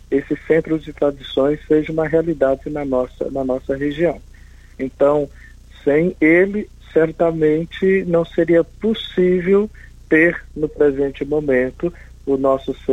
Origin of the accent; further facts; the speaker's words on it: Northeast Region, Brazil; possam vivenciar um pouco essa experiência como nordestinos que somos.